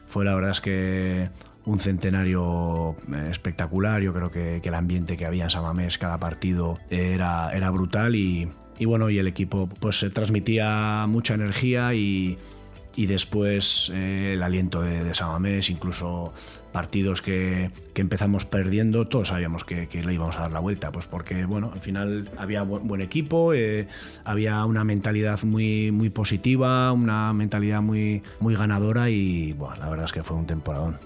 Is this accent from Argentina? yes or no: no; Elgoibar, Basque Country, Spain; me permitió seguir viviendo en, casa de mis padres en el Goibar